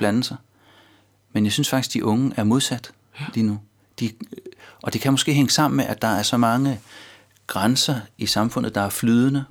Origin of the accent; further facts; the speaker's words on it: North Zealand, Capital Region of Denmark, Denmark; moved away as an adult; now in Copenhagen, Denmark; jeg stammer fra Nordsjælland